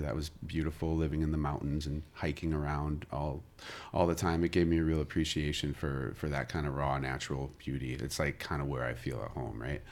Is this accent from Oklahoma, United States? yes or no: no; Kankakee, Illinois, United States; also born or lived in Chicago; I was born in Chicago, and it was you know, I lived there for the first eight years of my life. Um, uh, we moved down to Kankakee. After that, I lived with my dad, um, through high school